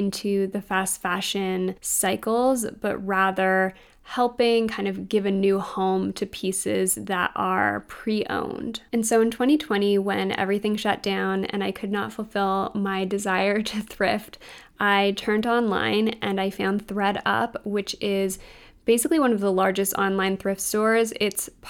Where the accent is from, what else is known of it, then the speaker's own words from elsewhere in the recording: Canada; as a Canadian shopping online at US stores